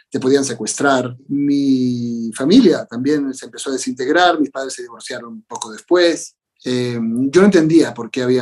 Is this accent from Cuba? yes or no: no; Mexico; pero yo crecí en México sintiéndome un latinoamericano, alguien cuyo país eran todos los que hablaban este idioma.